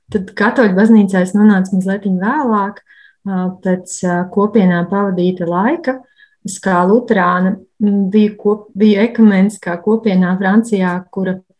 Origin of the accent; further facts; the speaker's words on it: Riga, Latvia; es esmu no Rīgas